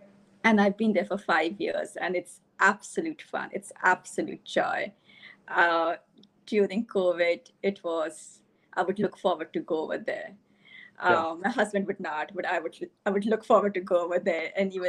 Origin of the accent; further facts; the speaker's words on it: Delhi, India; moved away as an adult; also born or lived in Bronx, United States; I came from Delhi to the Bronx. I was in the Bronx for 7 years at Albert Einstein College of Medicine and Yeshiva University.